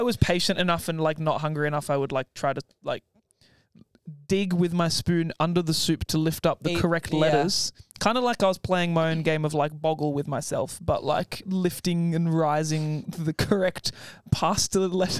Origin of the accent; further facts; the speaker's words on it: England, United Kingdom; I'm from England.